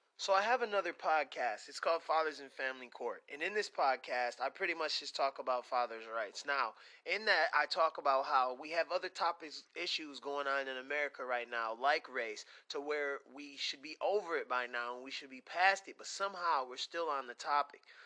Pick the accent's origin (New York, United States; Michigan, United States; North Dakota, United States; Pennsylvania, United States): Michigan, United States; Pontiac; moved away; we're from Pontiac, Michigan